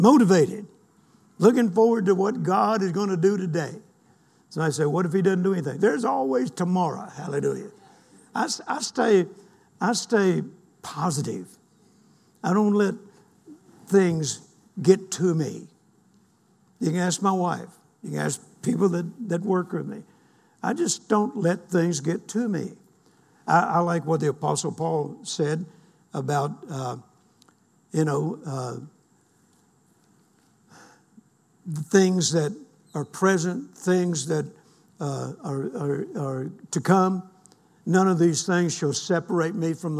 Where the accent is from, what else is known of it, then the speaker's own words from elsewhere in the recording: United States; I'm an American and proud to be an American